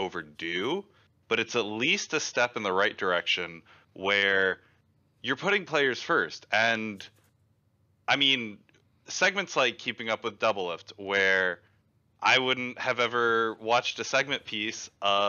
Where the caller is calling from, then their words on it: Houston, Texas, United States; Houston, Texas.